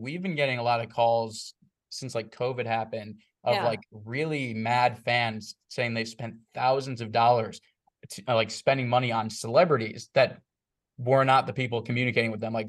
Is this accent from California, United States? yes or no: no; Chicago, Illinois, United States; So, like, I'm from Chicago, he's from Ohio.